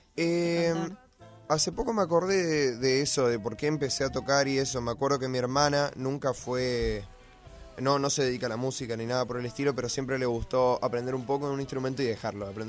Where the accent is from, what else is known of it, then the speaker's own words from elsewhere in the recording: Corrientes, Argentina; now in Buenos Aires, Argentina; yo vengo de Corrientes